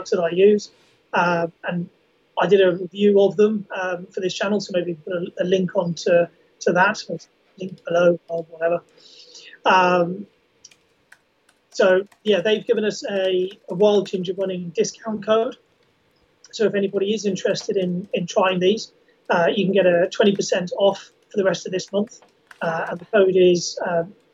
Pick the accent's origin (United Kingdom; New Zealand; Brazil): United Kingdom; the Ridgeway, South West England; I grew up on the Ridgeway, and I know the sort of latter sections of it, from sort of Uffington, Whitehall, Uffington Castle through to Avebury itself